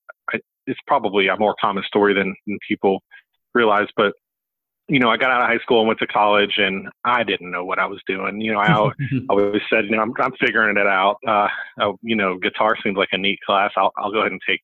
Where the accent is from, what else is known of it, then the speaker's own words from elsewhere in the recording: Pensacola, Florida, United States; also born or lived in Atlanta, Georgia / Tallahassee, Florida; now in Lakeland, United States; I was born in Atlanta. I kind of grew up in the North Gulf Coast. Went to high school in Pensacola and college in Tallahassee